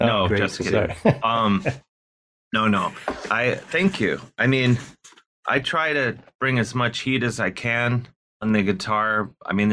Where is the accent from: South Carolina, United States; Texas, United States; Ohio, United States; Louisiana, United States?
Ohio, United States; Cleveland; now in New York City, United States; I am from Cleveland